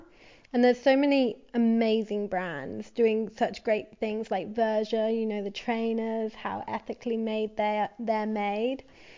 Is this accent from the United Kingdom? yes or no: yes; England, United Kingdom; So like growing up in London, seeing so many, or outside of London and going to London, you know what I mean.